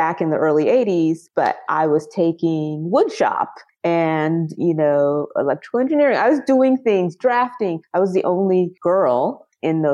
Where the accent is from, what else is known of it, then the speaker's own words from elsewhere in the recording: Los Angeles, California, United States; also born or lived in Compton, California; I'm a California native. I've lived other places, but I was born and raised in and around Los Angeles. Compton is where I was born